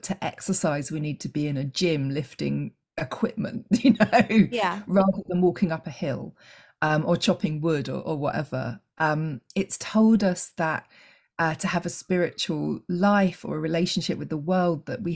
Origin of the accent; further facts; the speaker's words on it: England, United Kingdom; I'm English